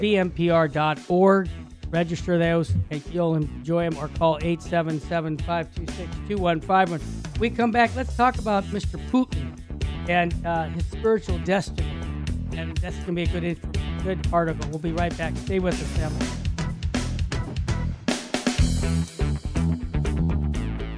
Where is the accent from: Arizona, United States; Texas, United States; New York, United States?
Arizona, United States; moved away; I was born in Arizona